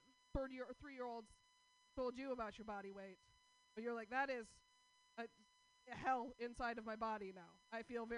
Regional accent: Portland, United States; I'm from Portland

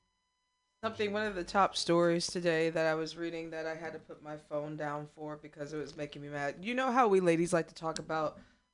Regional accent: Missouri, United States; That would be my home state of misery.

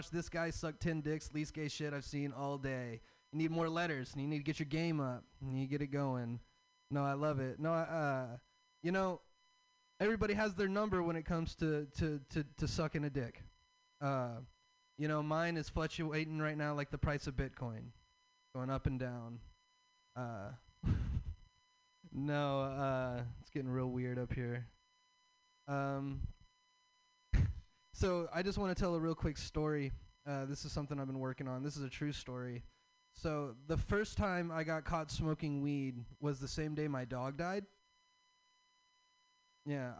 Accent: the South, United States; So I'm from the South. I have a Southern dad and I have a hippie mom

